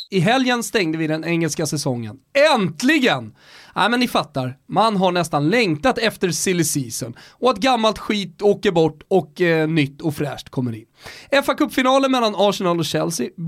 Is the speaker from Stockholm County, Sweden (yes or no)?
yes; Stockholm, Stockholm County, Sweden; Folk tycker ju redan att vi är dryga stockholmare.